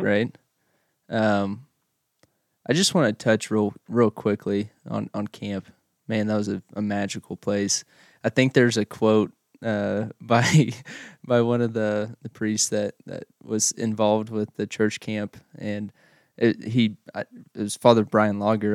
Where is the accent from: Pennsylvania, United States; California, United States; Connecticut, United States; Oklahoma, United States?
Oklahoma, United States; now in Russell, United States; I grew up in Oklahoma and, uh, from a real small town.